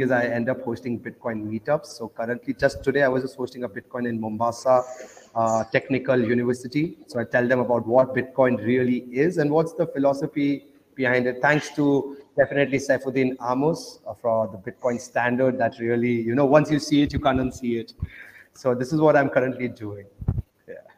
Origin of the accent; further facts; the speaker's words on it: Oman; also born or lived in India; I grew up in Oman, though. Uh, that's next to Dubai, so I grew up in a Muslim country